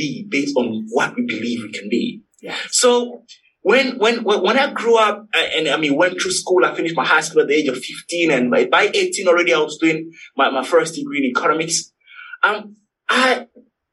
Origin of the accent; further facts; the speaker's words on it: Togo; moved away; I'm originally from Togo, T-O-G-O. It's a little country in West Africa.